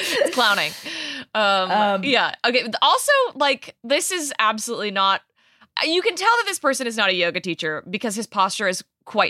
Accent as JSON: {"language": "English", "region": "Michigan", "country": "United States", "said": "because I'm from Michigan."}